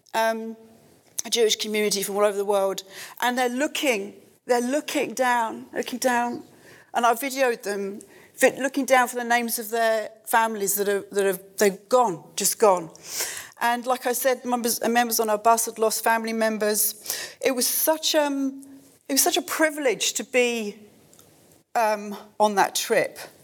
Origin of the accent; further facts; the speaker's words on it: United Kingdom; as Christians, as British Christians